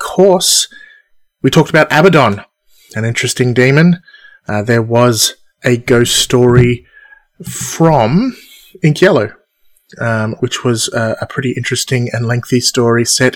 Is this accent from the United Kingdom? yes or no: no; Australia; Me being Australian